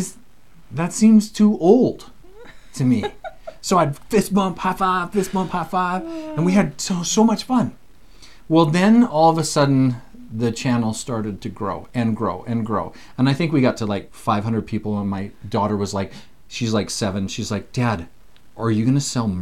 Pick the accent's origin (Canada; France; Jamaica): Canada; Alberta; moved away as an adult; also born or lived in Provo, Utah; We're both Canadian. We live in Canada.